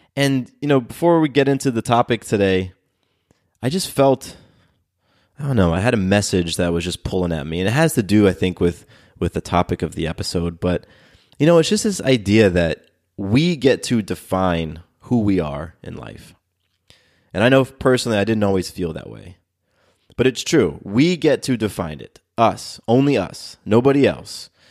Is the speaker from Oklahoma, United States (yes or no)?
no; Del Mar, California, United States; now in Atlanta, United States; I was born in Southern California. I was born in this town just above San Diego called Del Mar